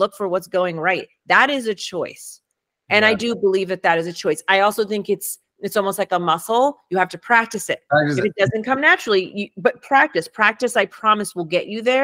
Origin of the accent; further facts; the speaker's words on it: New York City, New York, United States; first language Spanish; English is a second language; moved away; also born or lived in Harlem / South Bronx; I was born in Harlem. I was raised in Washington Heights and I spent most of my time in the South Bronx.